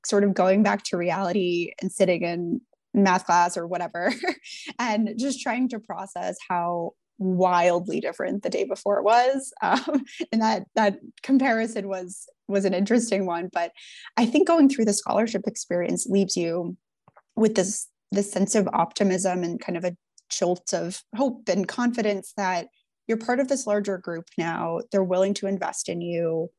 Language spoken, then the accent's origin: English; Buffalo, New York, United States; moved away as an adult; I'm from Buffalo